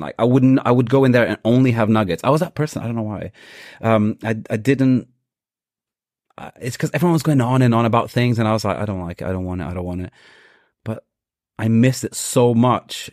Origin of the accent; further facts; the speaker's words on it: Portugal; now in London, United Kingdom; growing up in Portugal, rice and beans wasn't such a thing, but we were still a Brazilian household.